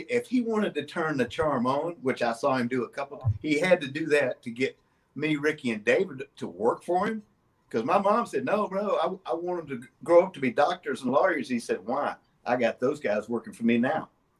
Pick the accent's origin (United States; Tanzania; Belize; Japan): Japan; Yokohama, Kanagawa; born there; also born or lived in Germany; I was born in Yokohama, Japan.